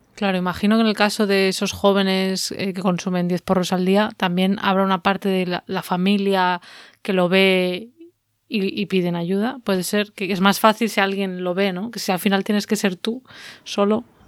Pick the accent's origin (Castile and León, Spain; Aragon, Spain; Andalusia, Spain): Castile and León, Spain; Valladolid; en Valladolid, que es de donde yo soy, o donde me crié